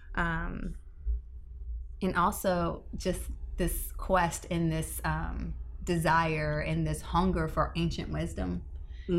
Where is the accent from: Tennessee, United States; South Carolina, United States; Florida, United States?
Florida, United States; Tampa; I'm born and raised in Tampa